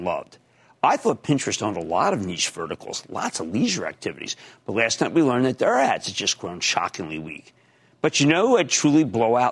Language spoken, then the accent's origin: English; Philadelphia, Pennsylvania, United States; growing up in Philadelphia